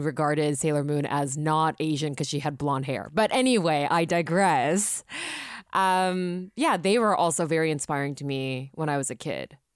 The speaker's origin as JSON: {"language": "English", "country": "Japan", "tie": "born or raised there", "said": "coming from a Japanese background, growing up in Japan."}